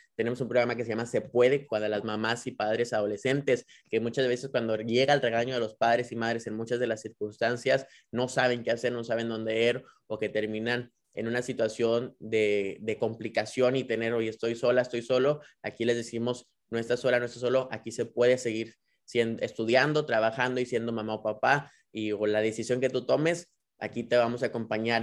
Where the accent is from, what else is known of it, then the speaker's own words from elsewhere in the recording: Nuevo León, Mexico; como nuevo leoneses y como mexicanos podamos